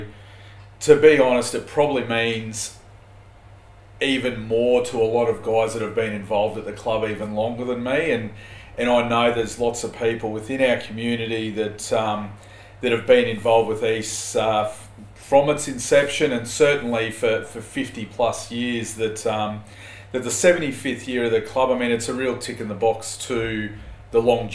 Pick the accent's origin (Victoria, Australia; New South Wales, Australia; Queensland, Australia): Queensland, Australia; Chandler; I've been based locally for the majority of my life, having been growing up in Chandler